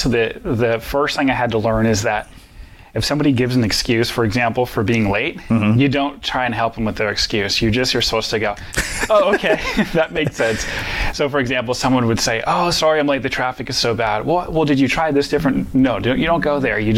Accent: Midwest, United States; Well, growing up in the Midwest in general, I find that there's different values that people in the Midwest have

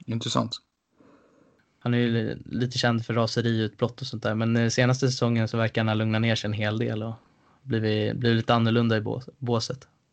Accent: Stockholm, Stockholm County, Sweden; kommer jag från Älvsjö från början

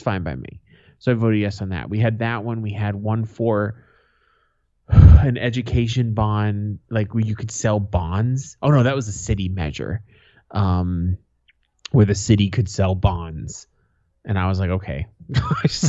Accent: United States; I'm an American.

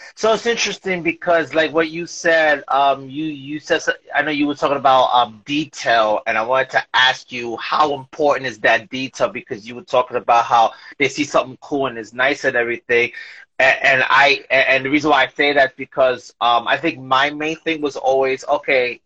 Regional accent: New York, United States; now in Bayonne, United States; I'm originally from New York, but I live in Bayonne

